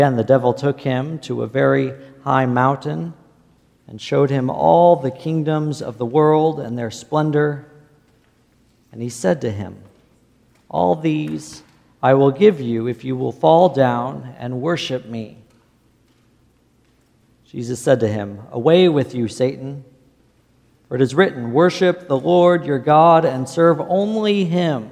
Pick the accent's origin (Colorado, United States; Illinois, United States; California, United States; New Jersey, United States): Illinois, United States; I didn't grow up in the desert. I grew up in Illinois